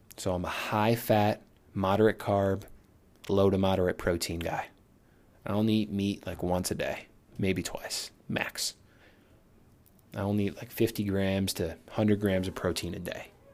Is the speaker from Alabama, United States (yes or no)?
no; Connecticut, United States; moved away as an adult; also born or lived in New York City; now in New York, United States; we're from Connecticut